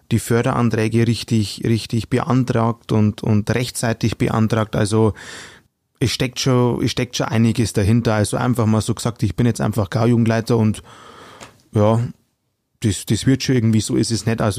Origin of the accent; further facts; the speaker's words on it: Bavaria, Germany; accent: Upper Palatinate (Oberpfälzisch); Also ich rede gerne einen Dialekt, wobei ähm, ich arbeite in Mittelfranken